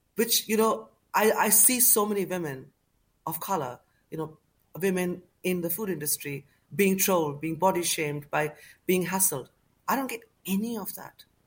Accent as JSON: {"language": "English", "town": "Kolkata", "region": "West Bengal", "country": "India", "tie": "born or raised there", "moved": "yes", "lives_now": "United Kingdom", "said": "growing up in Calcutta"}